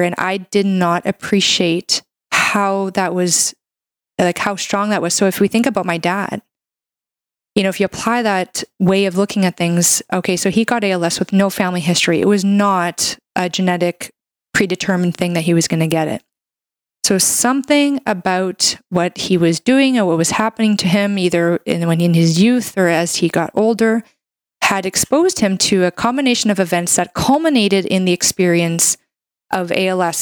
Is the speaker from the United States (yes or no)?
no; Canada; I'm a Canadian medical doctor